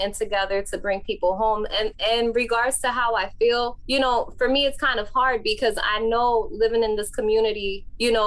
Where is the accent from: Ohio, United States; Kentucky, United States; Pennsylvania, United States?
Pennsylvania, United States; Philadelphia; I come from North Philadelphia